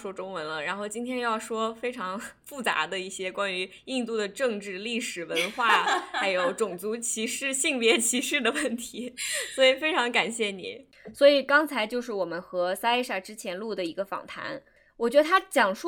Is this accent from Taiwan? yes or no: no; China; 这就好像，比如说我们中国人看到一个关于美国中国人的故事